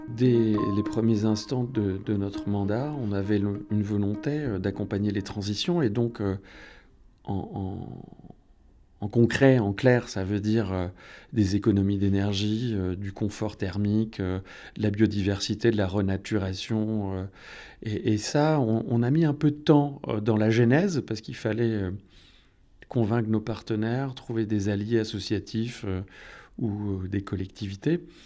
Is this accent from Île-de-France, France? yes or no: no; north coast of Finistère, Brittany, France; now in Gouesnou, France; venais de la côte nord